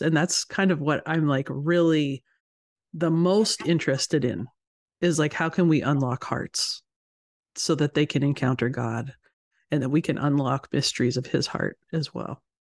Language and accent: English; Canada; moved away as an adult; also born or lived in United States / Ohio; I'm Canadian, as you said, so I, I live here in Canada, and I grew up here